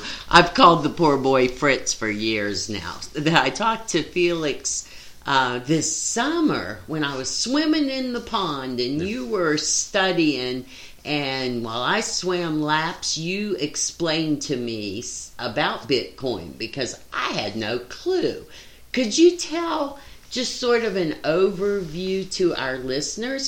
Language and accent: English; West Virginia, United States; moved away; growing up in West Virginia